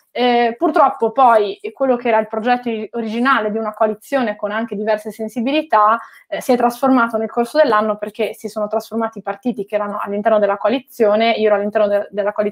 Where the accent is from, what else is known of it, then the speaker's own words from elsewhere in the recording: Milan, Lombardy, Italy; born there; also born or lived in Genoa; Io sono nata a Milano, ma ho vissuto più di 13 anni a Genova e mi sono candidata lì con una lista civica